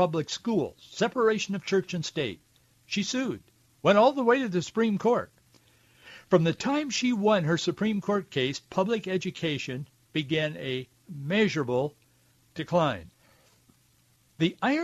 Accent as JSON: {"language": "English", "town": "Yakima", "region": "Washington", "country": "United States", "tie": "born or raised there", "said": "I grew up, you know, as you know, if you listen, on an orchard in Central Oregon, I mean, Central Washington. What do I know? Born and raised in Yakima"}